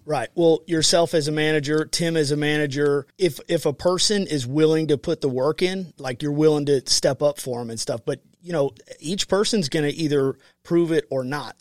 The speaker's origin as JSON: {"language": "English", "country": "United States", "tie": "born or raised there", "said": "I grew up on the Mississippi partying, but I was south of the Lock and Dam"}